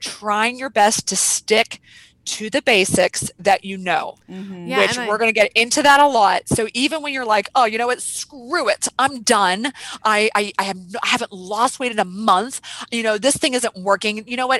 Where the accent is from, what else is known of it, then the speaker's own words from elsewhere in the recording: Weirton, West Virginia, United States; So I grew up in a town called Weirton, West Virginia, which is outside Pittsburgh, PA